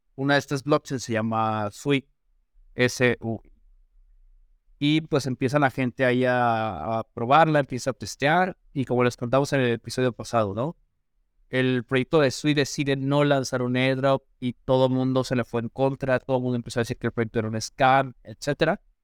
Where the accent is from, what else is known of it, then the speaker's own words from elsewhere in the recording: Mexico; aquí en México